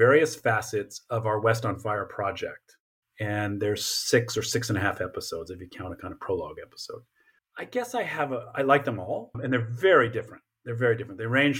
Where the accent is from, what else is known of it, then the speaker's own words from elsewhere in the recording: Japan; I grew up in part in Japan because of my father's military service.